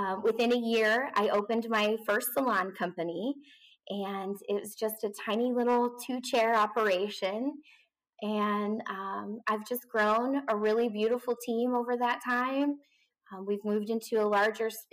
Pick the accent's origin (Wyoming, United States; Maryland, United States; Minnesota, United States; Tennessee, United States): Wyoming, United States; moved away; also born or lived in Phoenix, Arizona; I'm originally from Wyoming